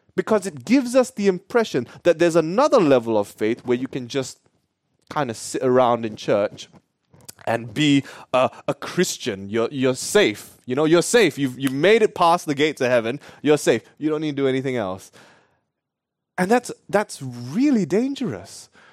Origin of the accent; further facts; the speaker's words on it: Perth, Western Australia, Australia; I'm actually Australian. I told you, yeah, I told you too. Born and raised, born and raised, guys, in Perth